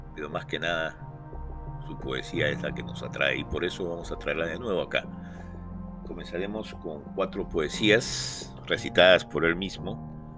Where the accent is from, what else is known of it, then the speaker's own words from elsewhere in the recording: Lima, Peru; nací en Lima, pero me eh, crecí, eh, me adapté a la vida RIMAC, justamente en Ciudad y Campo, Manuel Vargas